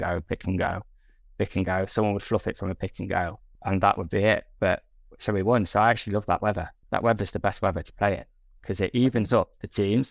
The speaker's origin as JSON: {"language": "English", "region": "England", "country": "United Kingdom", "said": "we're English"}